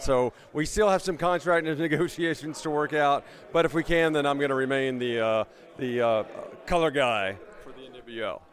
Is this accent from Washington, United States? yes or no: no; Memphis, Tennessee, United States; moved away; I grew up in Memphis